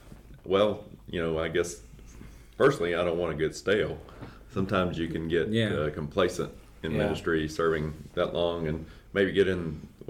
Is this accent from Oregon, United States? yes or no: no; Montgomery, Alabama, United States; now in Conway, United States; I'm originally from Montgomery, Alabama, but I came on staff here in January of 2003. So I've been on staff here 18 years.